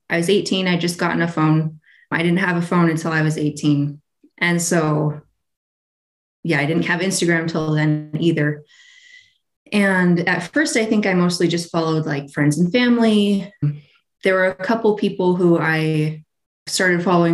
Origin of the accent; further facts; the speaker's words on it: near Sacramento, California, United States; now in Utah, United States; I'm from California. I grew up there near Sacramento, so it's pretty hot most of the year